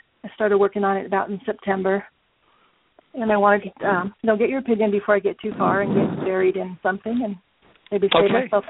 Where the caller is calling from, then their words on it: Wyoming, United States; I'm calling from the middle of Wyoming.